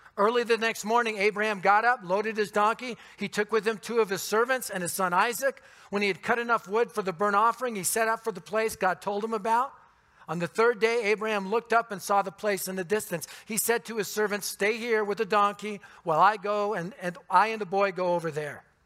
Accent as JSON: {"language": "English", "town": "Denver", "region": "Colorado", "country": "United States", "tie": "born or raised there", "said": "I was born and raised in the Denver area"}